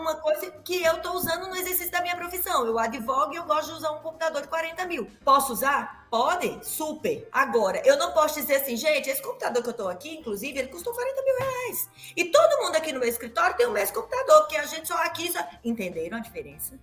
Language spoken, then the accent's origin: Portuguese; Campina Grande, Paraíba, Brazil; also born or lived in Belo Horizonte; aqui na Paraíba, especialmente em Campina Grande, que é, que é onde eu nasci, é a minha terra